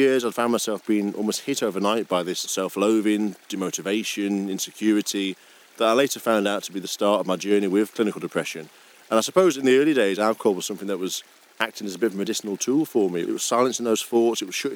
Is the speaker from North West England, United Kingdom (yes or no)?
yes; Brampton, North West England, United Kingdom; also born or lived in Carlisle; I grew up just outside Carlisle in Brampton